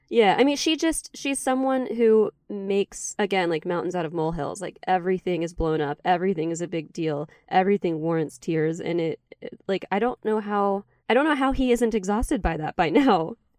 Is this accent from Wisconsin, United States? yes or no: no; Charleston, West Virginia, United States; born or raised there